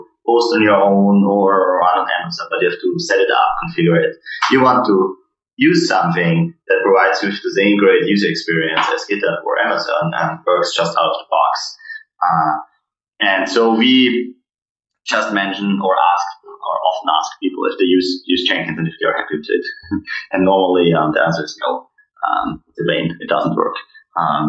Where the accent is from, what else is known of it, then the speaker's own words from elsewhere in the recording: Austria; moved away as an adult; also born or lived in Vienna; now in Boston, United States; we are all from Austria